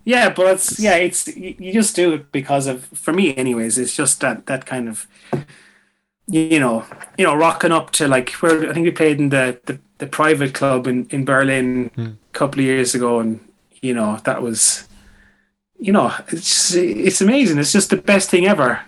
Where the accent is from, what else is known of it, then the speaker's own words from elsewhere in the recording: Mayo, Connacht, Ireland; moved away; people that I grew up with back in Mayo